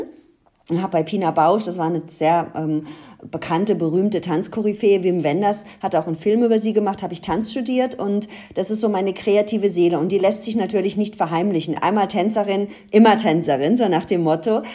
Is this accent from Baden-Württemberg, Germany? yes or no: no; Ludwigshafen, Rhineland-Palatinate, Germany; ich bin ja in Ludwigshafen aufgewachsen